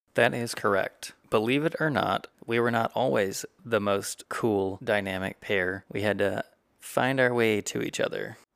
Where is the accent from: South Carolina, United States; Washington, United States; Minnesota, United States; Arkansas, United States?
South Carolina, United States; moved away as an adult; also born or lived in Ohio / Texas / Georgia; we were raised in the South Carolina area as kids